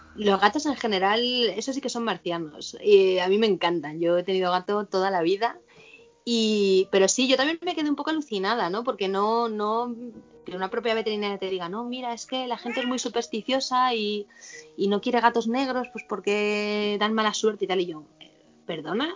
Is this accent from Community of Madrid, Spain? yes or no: yes; Madrid, Community of Madrid, Spain; yo soy de Madrid